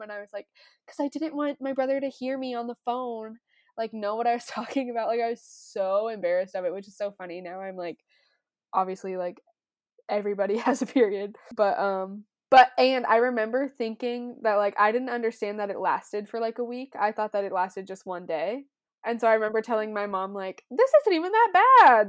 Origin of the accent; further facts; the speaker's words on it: Loveland, Colorado, United States; the Loveland Rodeo, that's my hometown